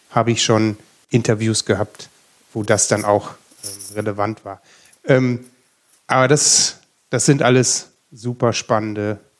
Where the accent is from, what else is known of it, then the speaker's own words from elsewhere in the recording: North Rhine-Westphalia, Germany; Also ich komme ja selber auch aus Ostwestfalen und das ist bei mir quasi vor der Haustür.